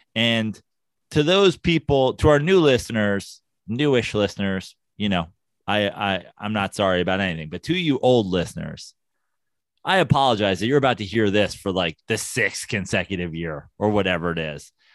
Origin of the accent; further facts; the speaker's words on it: New York, United States; now in Los Angeles, United States; as a New Yorker